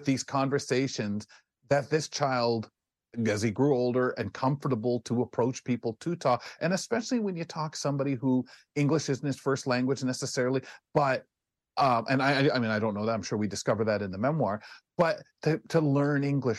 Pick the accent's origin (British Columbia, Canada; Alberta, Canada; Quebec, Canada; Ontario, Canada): Ontario, Canada; London; I'm 2 hours from Detroit, and a lot of London, Ontario's influence has been Detroit since I was a little boy